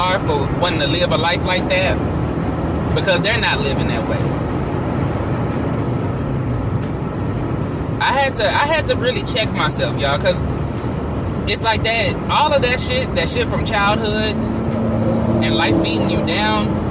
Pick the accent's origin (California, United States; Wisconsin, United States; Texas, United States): Texas, United States; Temple; my hometown of Temple, Texas